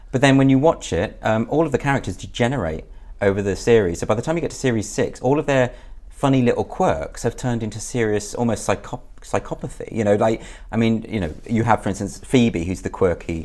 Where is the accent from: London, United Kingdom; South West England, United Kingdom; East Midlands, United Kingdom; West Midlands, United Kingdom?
West Midlands, United Kingdom; Birmingham; In the Midlands, Birmingham